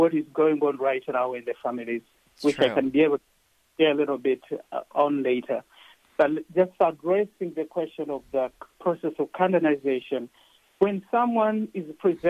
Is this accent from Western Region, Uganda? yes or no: no; Jinja, Eastern Region, Uganda; moved away; I was born in Uganda in a small town of Jinja